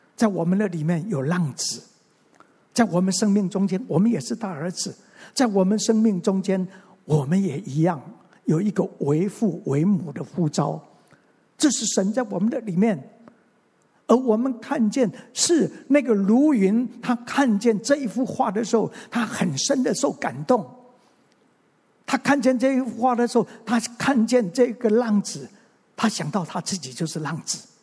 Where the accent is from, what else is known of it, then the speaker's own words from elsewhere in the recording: Mingjian Township, Nantou County, Taiwan; also born or lived in Xinwu, Taoyuan; 我生下来， 我是生在南投的民间乡的一个乡下